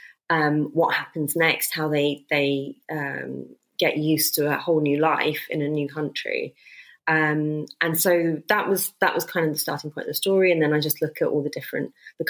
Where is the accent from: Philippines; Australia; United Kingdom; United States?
United Kingdom; London; my parents came over here and I was born in London.